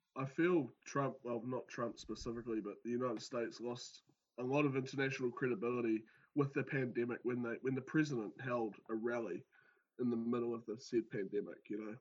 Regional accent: New Zealand; accent: New Zealand

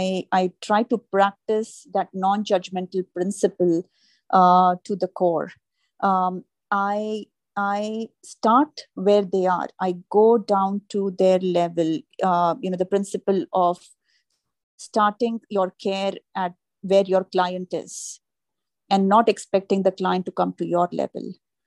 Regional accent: India; now in New York, United States; But that was something new and different that I learned when I moved from India to New York.

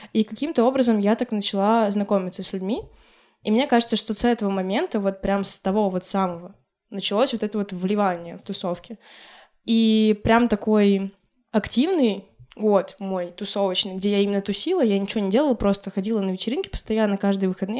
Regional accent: Republic of Karelia, Russia; Я родилась в Карелии, где в целом Финляндия это прям 30 километров

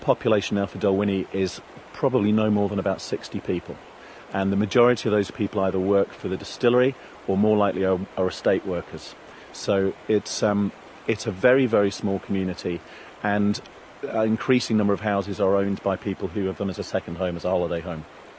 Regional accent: Scotland, United Kingdom; Well, actually, I am Scottish, although the accent is very misleading. My family are all further south in Dunblane in the Stirling area.

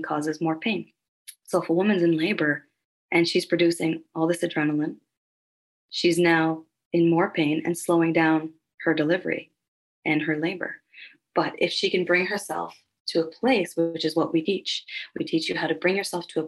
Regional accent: Halifax, Nova Scotia, Canada; now in Calgary, Canada; I'm originally from Halifax, Nova Scotia, so that's where I was born and raised.

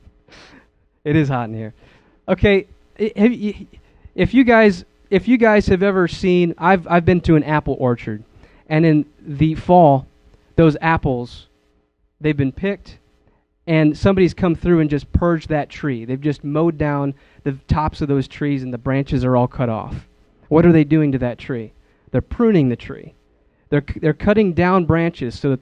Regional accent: Wisconsin, United States; moved away; I come from Wisconsin. I miss my family

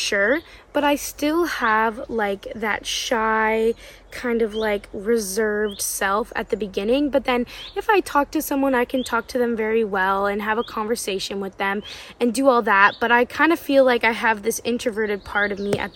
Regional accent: Canada; I'm from Canada too.

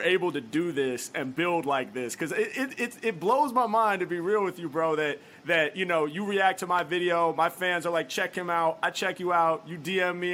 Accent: Portland, Oregon, United States; now in Los Angeles, United States; I'm from Portland, Oregon, originally

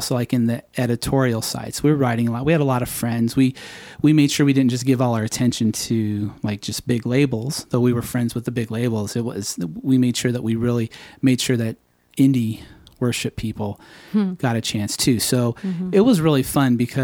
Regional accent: Phoenix, Arizona, United States; moved away as an adult; also born or lived in San Diego, California / Los Angeles, California / Tulsa, Oklahoma; now in Nashville, United States; And then my family moved to Phoenix. And I moved there in junior high. And then I was there forever

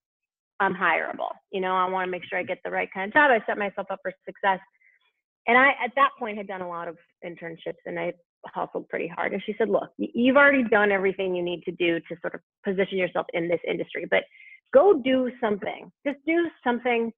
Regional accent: Albuquerque, New Mexico, United States; moved away; also born or lived in Michigan; I grew up in Albuquerque, New Mexico, but my folks went to Michigan

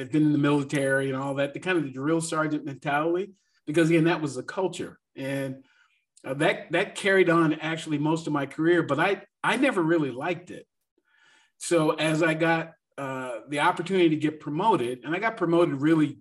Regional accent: Seattle, Washington, United States; moved away as an adult; also born or lived in Atlanta area; now in Atlanta, United States; I was born in Seattle, Washington

